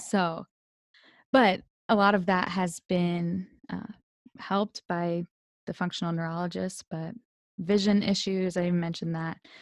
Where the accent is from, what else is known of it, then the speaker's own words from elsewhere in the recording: Delaware, United States; I'm originally from Delaware